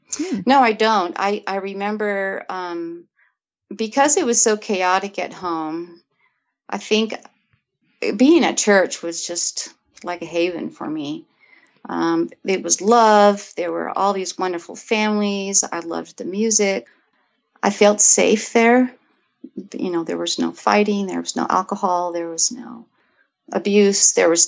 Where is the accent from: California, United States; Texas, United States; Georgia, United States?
California, United States; So I grew up in California in the northern part.